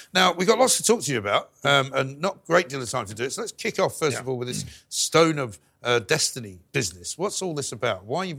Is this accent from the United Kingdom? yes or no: yes; London, United Kingdom; when we were growing up in London.